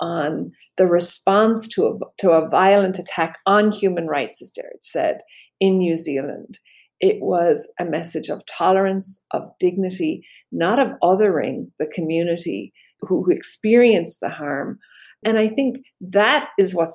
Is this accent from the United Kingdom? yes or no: yes; Belfast, Northern Ireland, United Kingdom; I grew up in Belfast